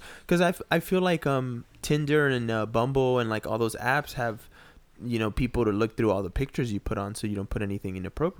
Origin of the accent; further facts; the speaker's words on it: Peru; Like for me, people always tell me, because I'm from Peru, people always are like, hey, you don't have an accent.